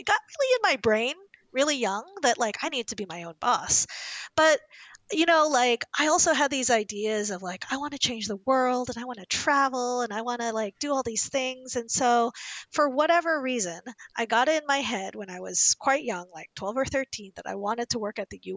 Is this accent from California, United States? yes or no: no; Indianapolis, Indiana, United States; I grew up in Indianapolis, Indiana, in the 80s, as one of the only Asian